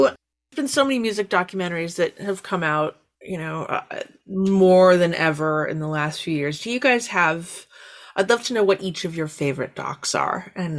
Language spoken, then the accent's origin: English; Canada; As a Canadian